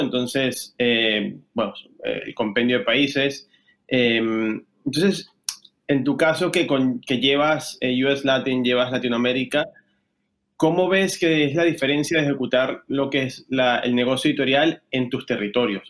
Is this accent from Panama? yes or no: no; Venezuela; moved away as an adult; now in Spain; yo soy venezolano, llegué a España hace 10 años